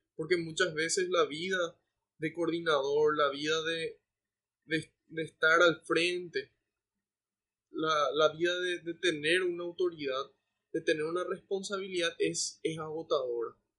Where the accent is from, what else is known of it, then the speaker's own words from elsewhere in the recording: Paraguay; como iglesia paraguaya